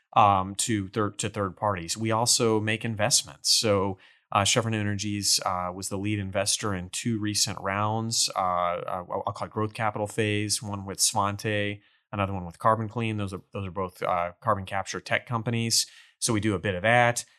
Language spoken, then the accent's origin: English; Port Neches, Texas, United States; I grew up in Port Neches over in Beaumont, Port Arthur in the Golden Triangle